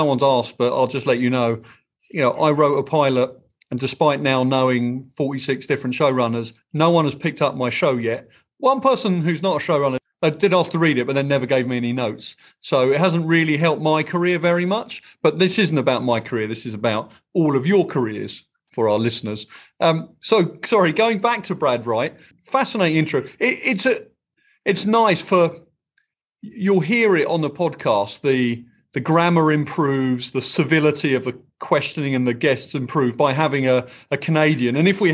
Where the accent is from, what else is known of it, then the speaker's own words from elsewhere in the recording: England, United Kingdom; moved away; I am your English non-entertainment co-host